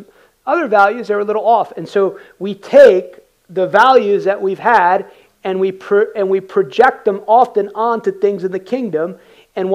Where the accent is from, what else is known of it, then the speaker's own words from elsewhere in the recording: United States; I came in culturally as an American. Work hard. My dad came to this country in 1969, escaped communist Cuba.